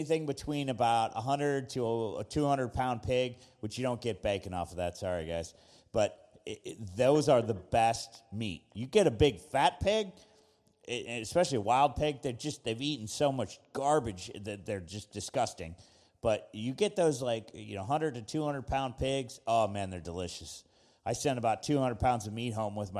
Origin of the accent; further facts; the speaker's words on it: Texas, United States; also born or lived in Washington State; now in Tennessee, United States; I'm from Texas originally